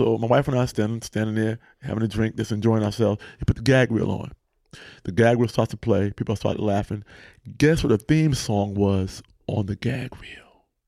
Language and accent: English; East Coast, United States; I'm from East Coast. I know how this story goes.